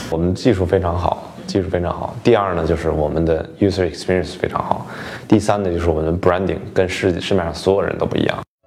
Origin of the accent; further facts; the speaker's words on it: China; now in United States; 作为一个中国人